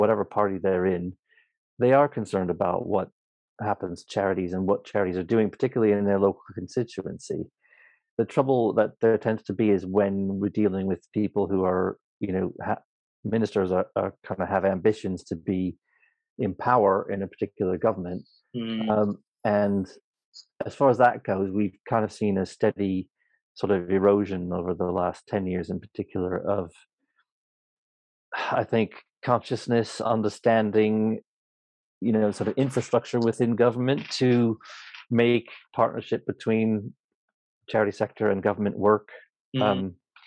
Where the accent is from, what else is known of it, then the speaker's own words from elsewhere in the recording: Oregon, United States; now in United Kingdom; I grew up in a place called Oregon, on the West Coast, a small